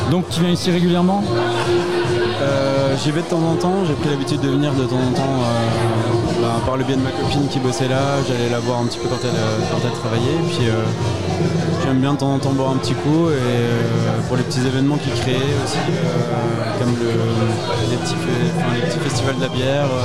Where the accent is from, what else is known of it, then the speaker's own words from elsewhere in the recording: Grand Est, France; savoir que je viens d'Alsace